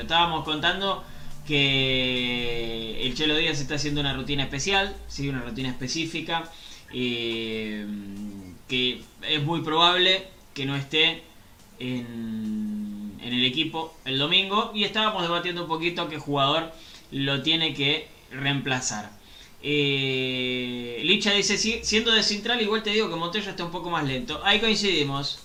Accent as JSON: {"language": "Spanish", "town": "Avellaneda", "region": "Buenos Aires Province", "country": "Argentina", "said": "yo soy de Avellaneda"}